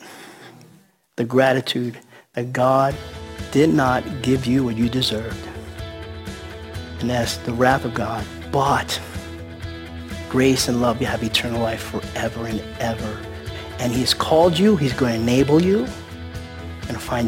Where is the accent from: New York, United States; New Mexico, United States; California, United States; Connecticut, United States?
New York, United States; New York City; I'm from the Bronx